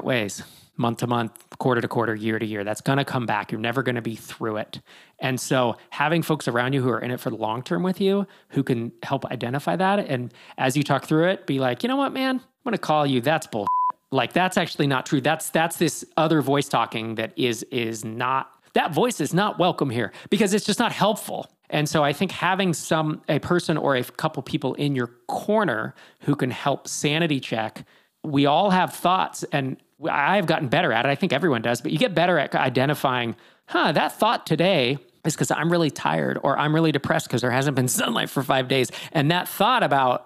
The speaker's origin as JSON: {"language": "English", "area": "East Bay area", "region": "California", "country": "United States", "tie": "born or raised there", "said": "I grew up in the East Bay area"}